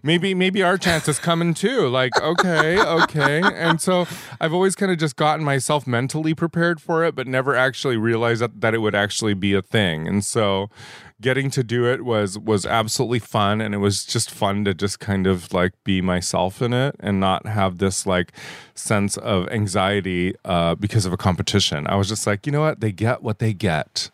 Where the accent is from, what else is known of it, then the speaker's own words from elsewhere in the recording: La Puente, California, United States; also born or lived in Baldwin Park, California / Indonesia; I am an anomaly here in Southern California. I'm a native